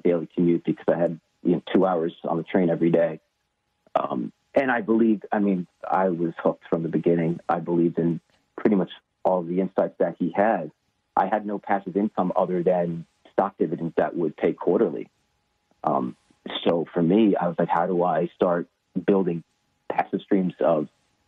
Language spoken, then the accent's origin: English; Long Island, New York, United States; I grew up in Long Island, New York